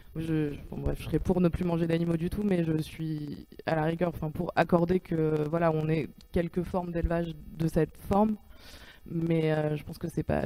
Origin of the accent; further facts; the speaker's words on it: Paris, Île-de-France, France; moi je suis parisienne et que j'ai grandi en ville